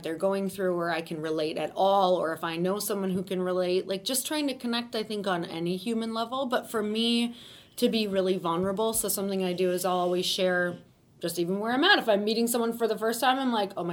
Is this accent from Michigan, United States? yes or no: yes; Upper Peninsula of Michigan, United States; I'm from Upper Michigan, which is in a really, really tiny town. It's literally about 3 hours from anything that resembles a city. So really in the woods, which was great growing up for the most part.